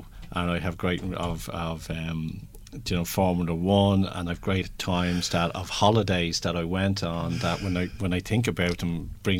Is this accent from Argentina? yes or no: no; Ireland; So as Irish, we are very creative on how we can grow our businesses